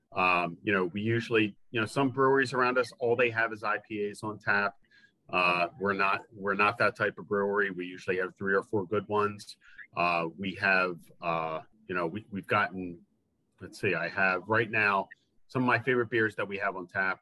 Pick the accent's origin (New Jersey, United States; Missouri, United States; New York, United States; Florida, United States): New Jersey, United States; hometown near Glassboro; my hometown.